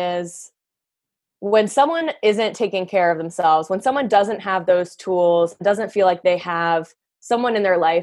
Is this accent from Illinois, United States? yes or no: no; Leesburg, Virginia, United States; I grew up in Leesburg, Virginia, so a little tiny town outside of Washington, D.C.